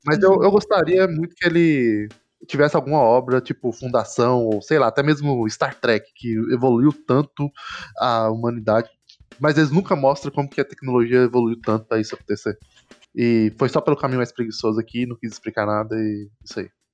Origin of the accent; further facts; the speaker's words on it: Brazil; a gente é brasileiro